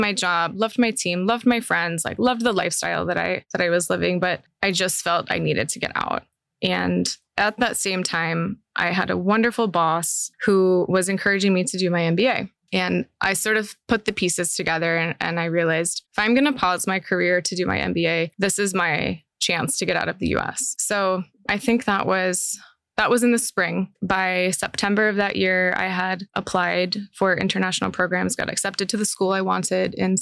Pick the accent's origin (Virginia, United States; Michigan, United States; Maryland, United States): Maryland, United States; moved away as an adult; also born or lived in Milwaukee; now in Dubai, United Arab Emirates; I grew up in a very small town, super simple, humble upbringing. And I think for the first 16 years of my life, my family didn't really go on vacation outside my home state of Maryland.